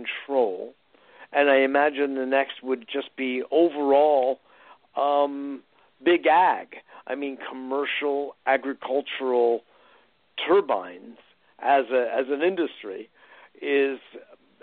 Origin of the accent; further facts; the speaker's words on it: Connecticut, United States; when I was a teenager growing up in Connecticut